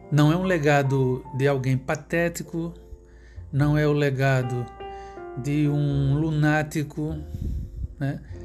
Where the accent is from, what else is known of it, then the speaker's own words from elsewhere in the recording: Pernambuco, Brazil; o estado de Pernambuco, que é onde eu nasci